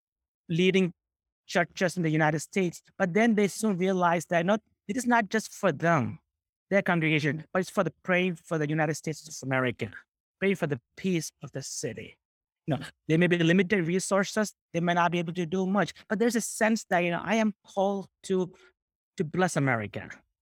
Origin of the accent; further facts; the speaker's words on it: Kerala, India; English is a second language; I am from Kerala, which is a southern state of India, which prides itself in taking the heritage of Christianity back to Apostle Thomas.